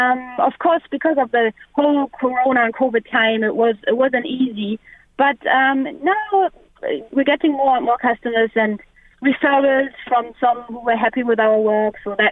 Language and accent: English; Hamelin, Lower Saxony, Germany; English is a second language; I'm from Hamelin. I don't know if you ever heard the story of the Pied Piper.